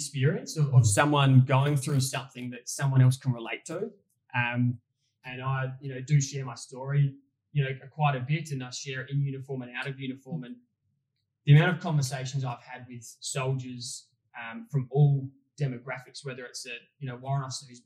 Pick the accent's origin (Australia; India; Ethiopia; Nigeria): Australia; Adelaide, South Australia; moved away; we both would love to move back to Adelaide. We're both from Adelaide